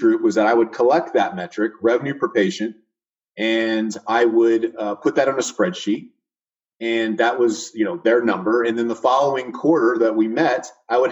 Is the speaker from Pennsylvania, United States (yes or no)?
no; Fresno, California, United States; moved away as an adult; also born or lived in San Diego, California / Austin, Texas; now in Atlantic Beach, United States; I grew up in Central California, Fresno area